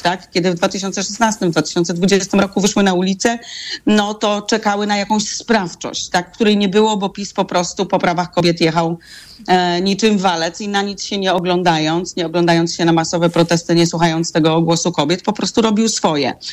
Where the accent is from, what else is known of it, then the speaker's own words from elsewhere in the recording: Gryfino, West Pomeranian Voivodeship, Poland; Ja pochodzę z Gryfina, miasta na granicy polsko-niemieckiej w województwie zachodniopomorskim